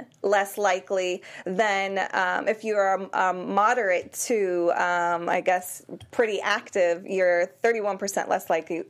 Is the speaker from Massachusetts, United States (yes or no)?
yes; Worcester, Massachusetts, United States; I'm from Worcester, Massachusetts.